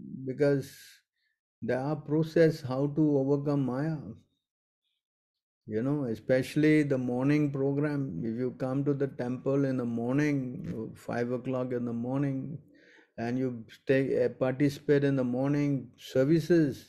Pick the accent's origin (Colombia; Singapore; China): Singapore; I'm also from Singapore